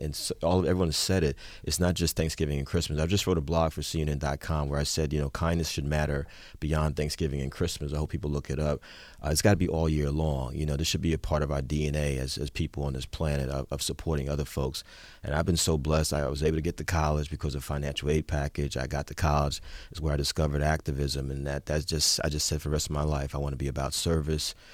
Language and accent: English; Jersey City, New Jersey, United States; also born or lived in Newark; now in Brooklyn, United States; I was born and raised in Jersey City